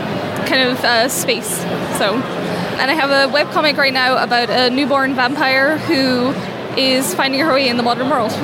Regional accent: Aberdeen, Scotland, United Kingdom; We're from Aberdeen, northeast of Scotland.

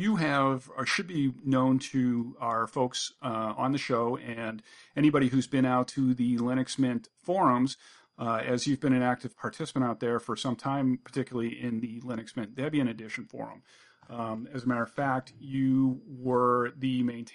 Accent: United States; first language English; as an English-speaking American who is unilingual

